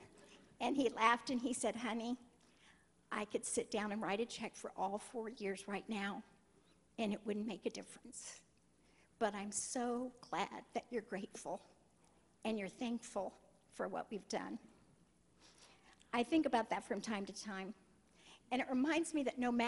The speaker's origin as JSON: {"language": "English", "region": "Kansas", "country": "United States", "said": "I'm from Kansas."}